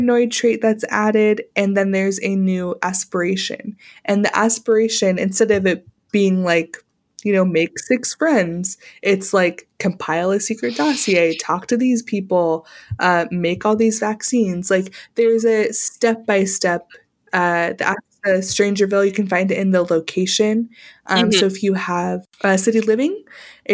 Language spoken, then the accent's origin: English; Arizona, United States; I was born in Arizona